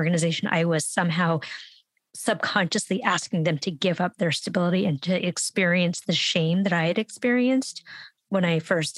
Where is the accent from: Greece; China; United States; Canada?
United States; San Francisco, California; I grew up in San Francisco